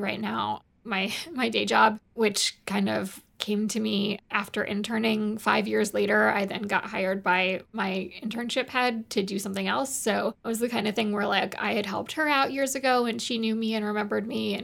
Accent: Massachusetts, United States; My hometown is pretty positive about it. I would say that's probably the only place I've been in my life where it's been more positive. I'm from Massachusetts

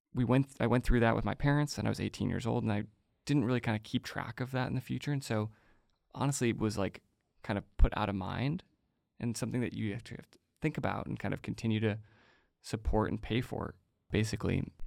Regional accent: outside of Chicago, Illinois, United States; I grew up outside of Chicago

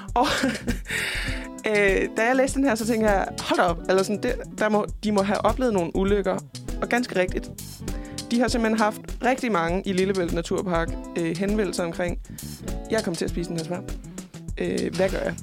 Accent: Fredericia, Southern Denmark, Denmark; min hjemby, Fredericia

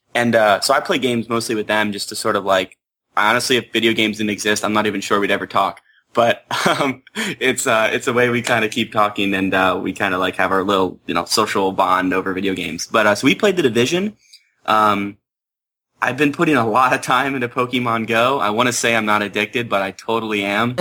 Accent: Pennsylvania, United States; I grew up in Pennsylvania

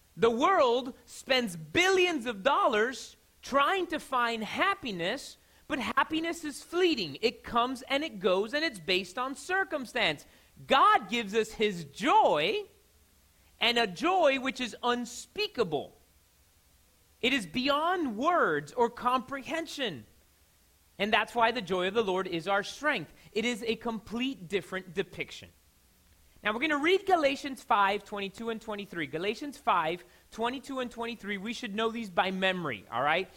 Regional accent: Miami, Florida, United States; I'm from Miami

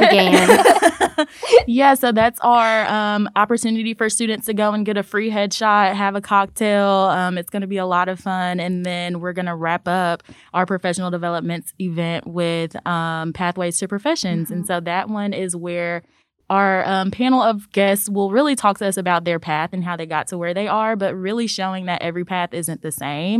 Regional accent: Memphis, Tennessee, United States; I am a Memphis native

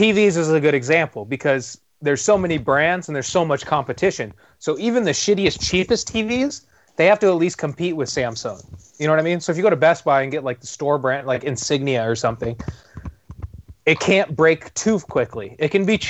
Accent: Tehachapi, California, United States; moved away; I'm in Tehachapi, my hometown

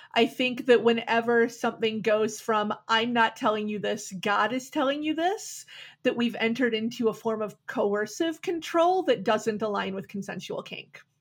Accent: Milwaukee, Wisconsin, United States; Back in the 90s, I was growing up in Milwaukee

